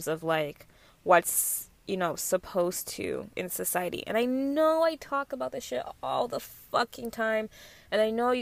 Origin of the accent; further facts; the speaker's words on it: Mississauga, Ontario, Canada; I'm not gonna say Malton.